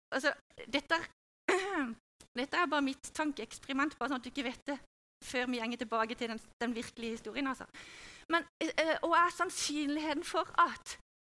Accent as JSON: {"language": "Norwegian", "country": "Norway", "also_born_or_lived": "Hawaii", "said": "jeg er jo norsk i kultur og i tankegang"}